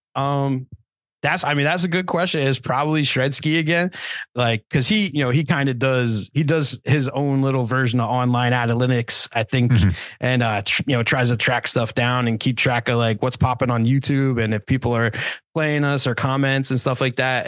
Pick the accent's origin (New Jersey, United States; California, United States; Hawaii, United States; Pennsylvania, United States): New Jersey, United States; we're all from Jersey. I'm I'm from a little souther Jersey than the other guys